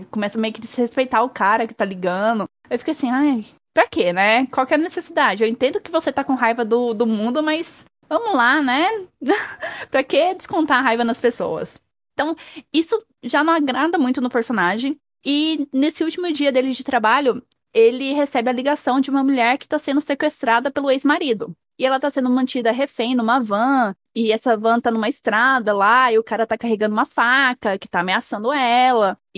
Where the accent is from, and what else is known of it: Brazil